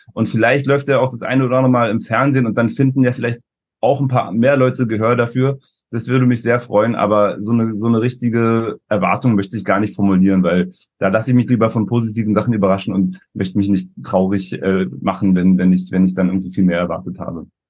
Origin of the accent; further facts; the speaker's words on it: Berlin, Germany; wir kommen ja aus Berlin